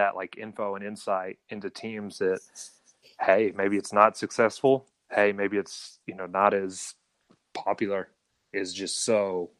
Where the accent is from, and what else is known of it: United States